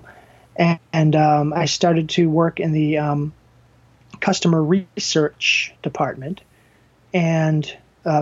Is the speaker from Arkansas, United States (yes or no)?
no; Danvers, Massachusetts, United States; born or raised there